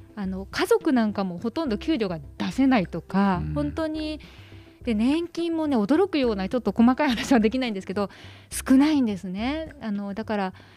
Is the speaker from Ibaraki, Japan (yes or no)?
no; Tokyo, Japan; 東京北区神谷です。